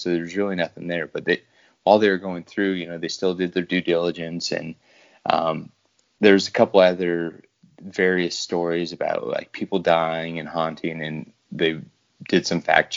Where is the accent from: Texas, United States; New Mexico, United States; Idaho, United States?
Idaho, United States; I'm from the Idaho region, or state, as most people like to call it